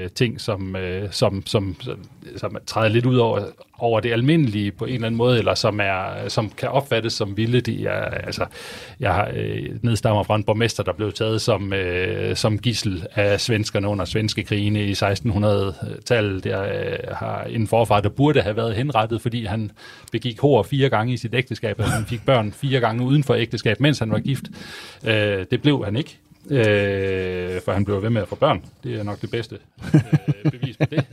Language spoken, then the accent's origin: Danish; Viborg, Central Denmark Region, Denmark; jeg kommer selv fra Viborg oprindeligt